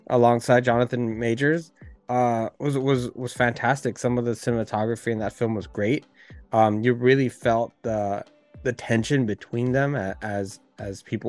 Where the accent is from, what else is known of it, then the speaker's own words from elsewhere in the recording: Oakland, California, United States; also born or lived in Berkeley, California; Me being from the Bay Area and growing up in Berkeley and Oakland